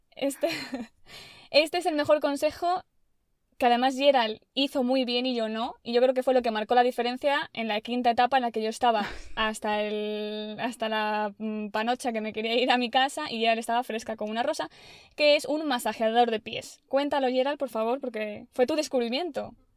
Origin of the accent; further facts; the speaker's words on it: Spain; nosotras somos bien españolas